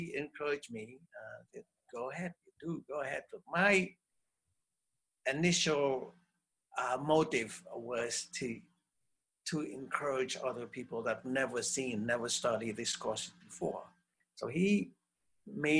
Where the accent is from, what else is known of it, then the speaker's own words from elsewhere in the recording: Cambodia; moved away; I'm from Cambodia